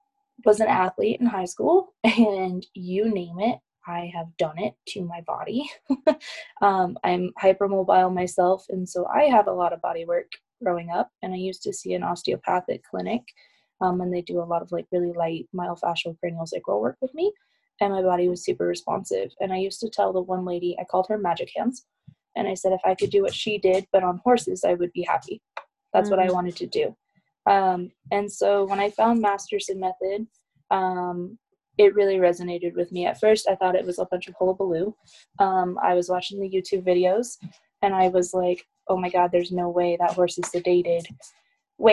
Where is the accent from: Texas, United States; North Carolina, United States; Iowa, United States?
Iowa, United States; now in Colorado, United States; And then we moved to Colorado from Iowa, and there I got involved with like volunteering with rescues